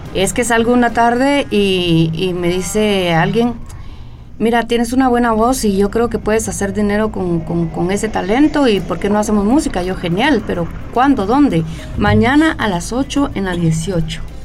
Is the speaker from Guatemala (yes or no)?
yes; Guatemala; yo soy una, ciudadana guatemalteca